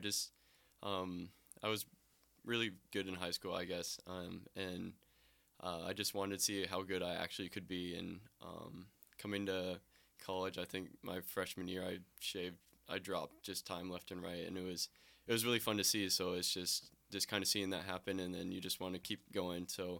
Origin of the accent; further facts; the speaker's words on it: Lake City, Iowa, United States; moved away; Yep, Lake City, Iowa.